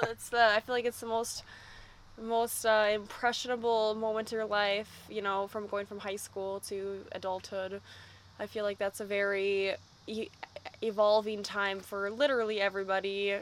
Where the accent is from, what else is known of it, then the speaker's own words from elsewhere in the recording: Minneapolis, Minnesota, United States; We're from Minneapolis, Minnesota